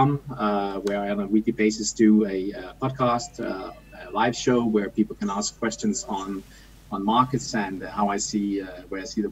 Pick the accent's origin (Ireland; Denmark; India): Denmark; now in Copenhagen, Denmark; I'm from Copenhagen. I'm always from Denmark, but I've lived in Copenhagen for the last 26 or so years